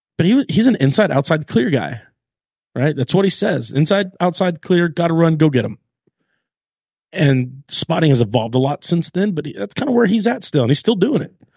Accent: Long Beach, California, United States; I'm from North Long Beach, California

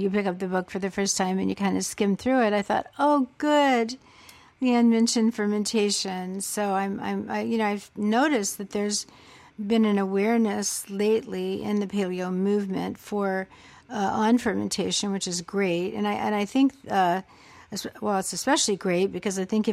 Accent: the South, United States; I'm from the South myself.

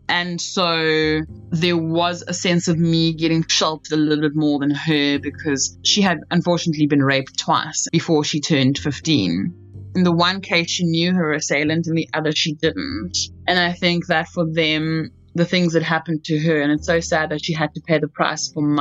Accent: Port Elizabeth, Eastern Cape, South Africa; moved away as an adult; also born or lived in New York City; now in New York, United States; I am originally from Port Elizabeth, South Africa. I currently live in New York

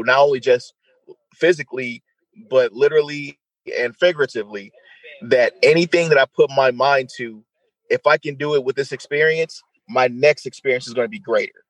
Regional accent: St. Louis, Missouri, United States; also born or lived in Detroit; So coming uh, from St. Louis by way of Detroit to here, uh, who would ever thought I was in Detroit first and then came here?

